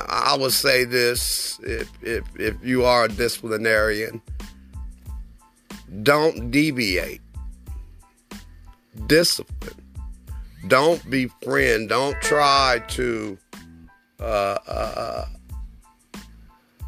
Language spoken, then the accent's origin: English; Oklahoma City, Oklahoma, United States; also born or lived in West Germany; I grew up in Oklahoma City, Oklahoma, and I graduated from one of the oldest historical black high schools in Oklahoma